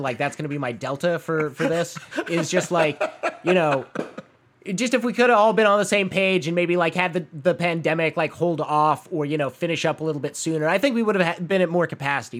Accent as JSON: {"language": "English", "town": "Phoenix", "region": "Arizona", "country": "United States", "tie": "born or raised there", "moved": "yes", "said": "my hometown mall"}